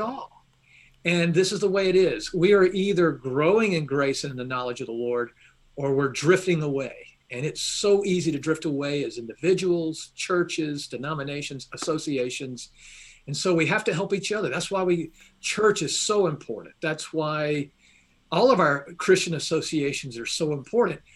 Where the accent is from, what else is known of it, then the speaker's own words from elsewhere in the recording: Atlanta, Georgia, United States; now in Kentucky, United States; I was born at Baptist Hospital, downtown Atlanta.